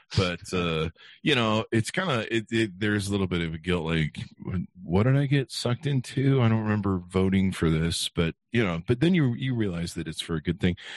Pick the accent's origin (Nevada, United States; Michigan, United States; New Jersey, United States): Nevada, United States; Las Vegas; I'm from Vegas